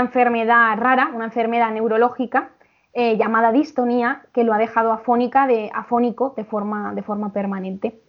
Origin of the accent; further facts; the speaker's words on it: Albacete, Castilla-La Mancha, Spain; soy de Albacete